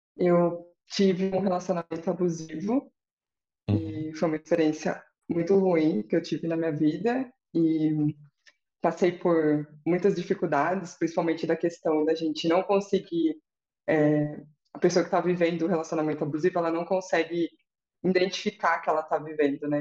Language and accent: Portuguese; interior of São Paulo, Brazil; sou do interior de São Paulo